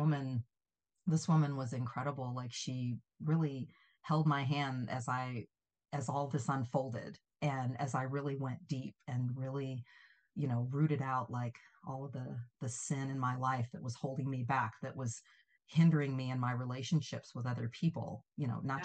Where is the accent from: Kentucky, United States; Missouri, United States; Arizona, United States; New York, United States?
Missouri, United States; St. Louis; moved away as an adult; also born or lived in Los Angeles; I grew up in St. Louis